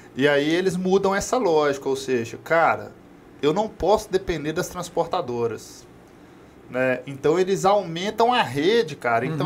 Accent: Brazil; nós, enquanto brasileiros

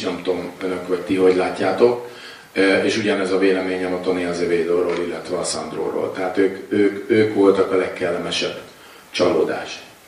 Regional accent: Hungary; magyar vagyok

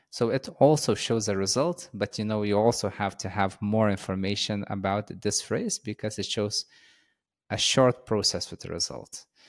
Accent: Lithuania; first language Lithuanian; English is a second language

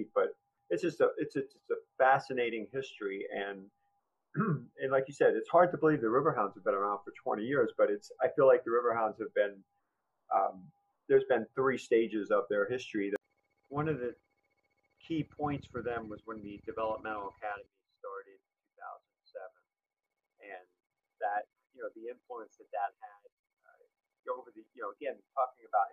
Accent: Long Island, New York, United States; I was a traditional three-sport athlete growing up on Long Island, baseball, basketball, football player

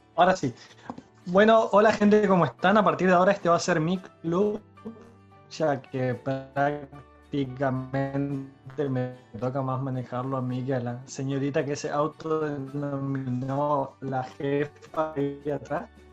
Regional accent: Santa Fe, Argentina; No es lo mismo cómo voy a pronunciar una palabra yo como santafesino

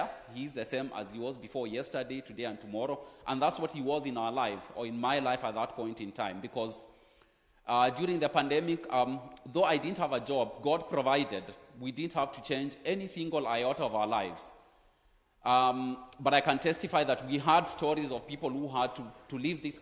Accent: Kenya; now in Frankfurt, Germany; I'm originally from Kenya.

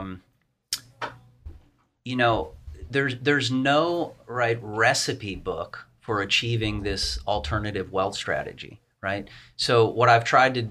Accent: East Coast, United States; I'm from the East Coast. I've always been on the East Coast all my life

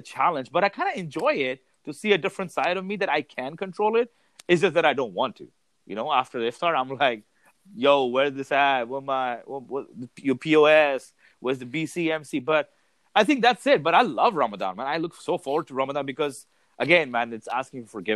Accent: Dubai, United Arab Emirates; moved away; born and raised in Dubai.

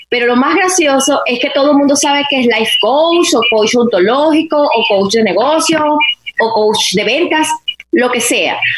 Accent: Venezuela; voy a responder como venezolana.

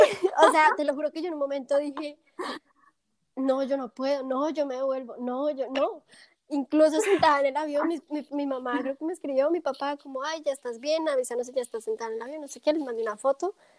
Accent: Bogotá, Colombia; moved away as an adult; now in Munich, Germany; soy colombiana de Bogotá, y me mudé hace más o menos tres años y un poquito más a Alemania, específicamente al sur, a Múnich.

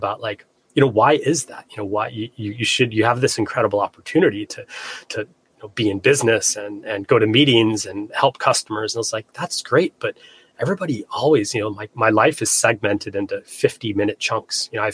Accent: Flagstaff, Arizona, United States; moved away as an adult; also born or lived in Seattle, Washington; I grew up in Flagstaff, landlocked Arizona

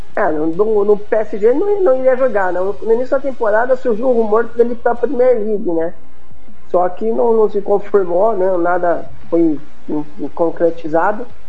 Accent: Campinas, São Paulo, Brazil; eu sou de Campinas, estado de São Paulo

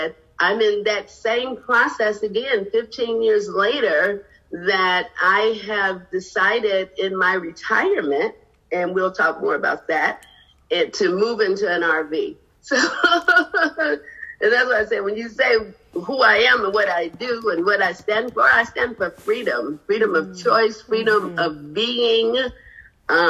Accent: Chicago, Illinois, United States; moved away as an adult; now in Los Angeles, United States; I'm originally from Chicago, but I've been living in the greater Los Angeles area for the past 15 years.

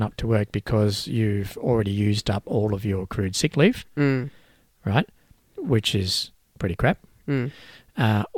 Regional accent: Australia; I'm Australian born as well

